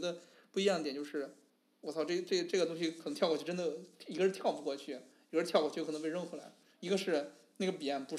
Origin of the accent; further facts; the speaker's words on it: Beijing, China; 就是我们北京人